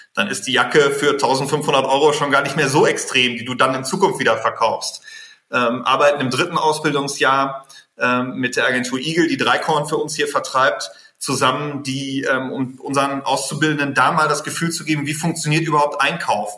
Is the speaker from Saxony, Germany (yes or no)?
no; North Rhine-Westphalia, Germany; ich bin Westfale